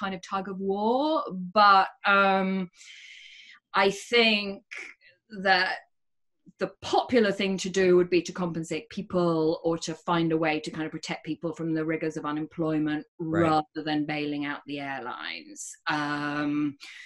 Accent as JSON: {"language": "English", "country": "United Kingdom", "moved": "yes", "said": "And I'm British."}